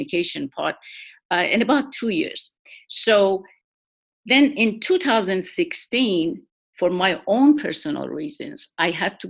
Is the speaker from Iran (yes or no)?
yes; Iran; moved away as an adult; also born or lived in Shiraz, Iran; now in Washington, D.C., United States; I was born in Iran, and my early education, which was nursing, and I got a degree, bachelor's degree in nursing, that was in Iran, in Pahlavi University, in the city of Shiraz